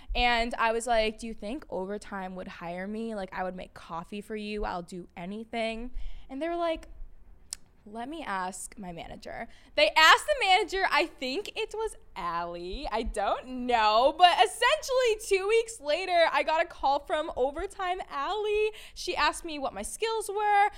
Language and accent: English; Peabody, Massachusetts, United States; moved away as an adult; now in New York City, United States; I grew up in a little town called Peabody, Massachusetts